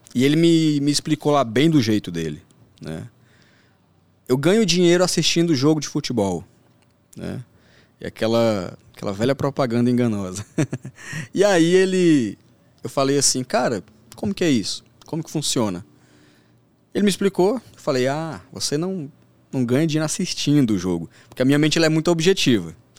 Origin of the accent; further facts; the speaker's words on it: Brasília, Federal District, Brazil; also born or lived in Santa Quitéria, Ceará; criado em periferia da, de Brasília